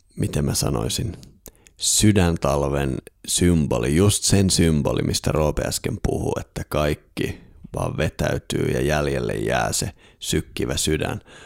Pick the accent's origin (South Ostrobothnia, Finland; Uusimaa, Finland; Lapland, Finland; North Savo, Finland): Lapland, Finland; Itse olen kotoisin sieltä, missä aurinko ei talvipäivän seisauksena edes nouse.